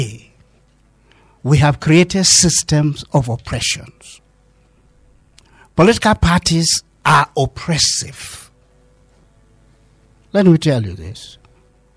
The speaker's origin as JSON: {"language": "English", "region": "Kaduna State", "country": "Nigeria", "said": "I'm part of Southern Kaduna. I'm from Southern Kaduna."}